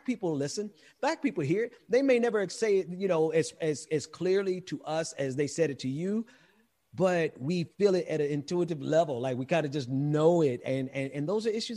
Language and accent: English; Mississippi, United States; I'm from Mississippi, so I'm not from the Caribbean